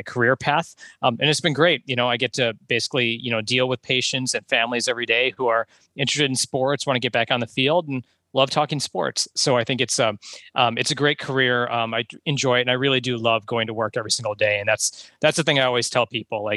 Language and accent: English; Chicago, Illinois, United States; moved away; I'm originally from Chicago and I kind of grew up in a great era of sports in Chicago